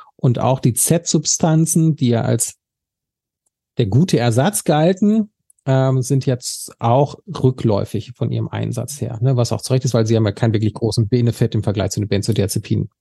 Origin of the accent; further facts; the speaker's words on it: Sauerland, North Rhine-Westphalia, Germany; ich komme jetzt aus dem Sauerland